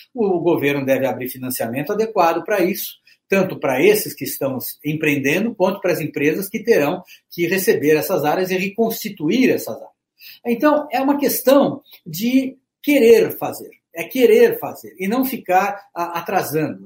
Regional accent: Brazil; nós somos brasileiros

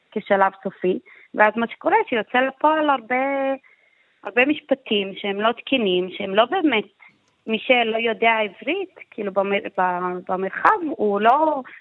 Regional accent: Jaffa, Tel Aviv District, Israel

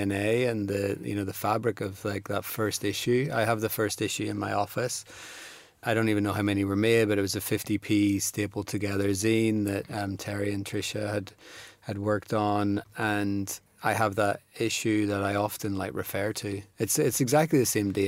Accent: Belfast, Northern Ireland, United Kingdom; moved away as an adult; also born or lived in Nottingham / London; I was born in Belfast and grew up there in the 80s and 90s and moved to Nottingham to go to art school in 97

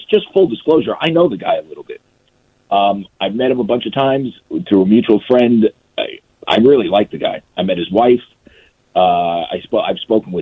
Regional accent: United States; I grew up in the New York area

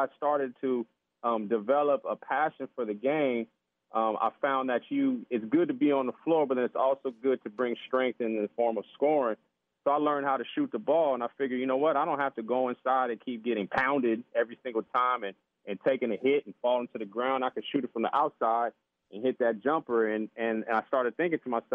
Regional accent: San Diego, California, United States; also born or lived in Washington; I grew up here in San Diego, California, Southern Cal

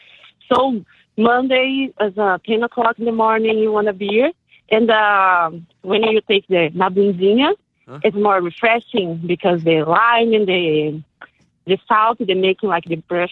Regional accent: Brazil; English is a second language; moved away as an adult; now in Chester, United States; I am in Virginia, in Chester, but I'm from Brazil. Yesterday, I made 1 year living here in the United States.

